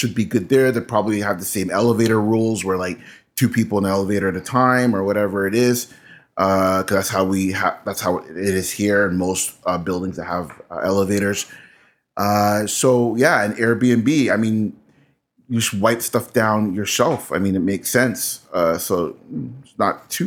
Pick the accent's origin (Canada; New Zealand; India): Canada; I'm Canadian